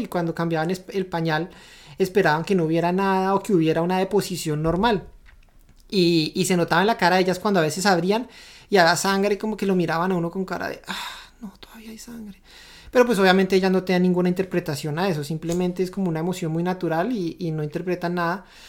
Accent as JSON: {"language": "Spanish", "country": "Colombia", "moved": "as an adult", "lives_now": "Canada", "said": "Nosotros ahora vivimos en Canadá, somos de Colombia"}